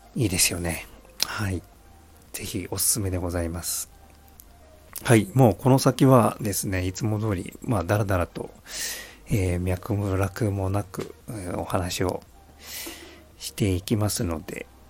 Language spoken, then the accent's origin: Japanese; Tokyo, Japan; now in Saitama, Japan; 僕はまあ東京育ち